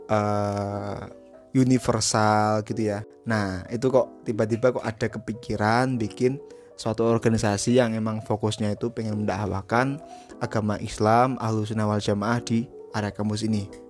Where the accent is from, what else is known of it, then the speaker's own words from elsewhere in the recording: Batang, Central Java, Indonesia; Saya itu berasal dari Batang ya.